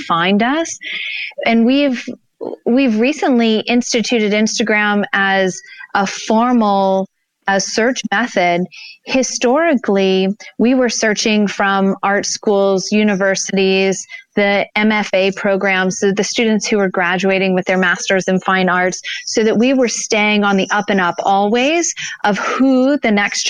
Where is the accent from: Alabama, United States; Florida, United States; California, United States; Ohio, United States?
Alabama, United States; Gulf of Mexico, Deep South; now in Denver, United States; I grew up on the Gulf of Mexico in the deep south.